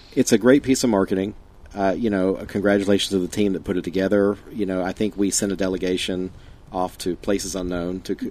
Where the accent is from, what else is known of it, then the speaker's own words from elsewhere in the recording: Fayetteville, North Carolina, United States; I say I'm from Fayetteville.